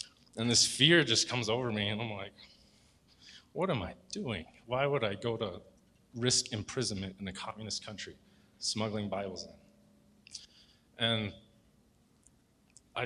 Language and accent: English; Rock Springs, Wyoming, United States; I grew up in Rock Springs, went to Rock Springs High School